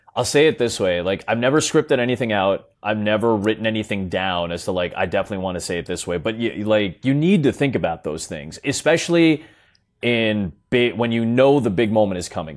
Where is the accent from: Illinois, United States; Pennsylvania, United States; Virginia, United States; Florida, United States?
Illinois, United States; Chicago; I'm from Chicago. I live in Chicago. I've been here pretty much my entire life